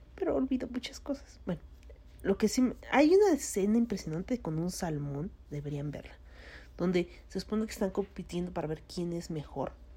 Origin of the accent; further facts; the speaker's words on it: Mexico; soy mexicano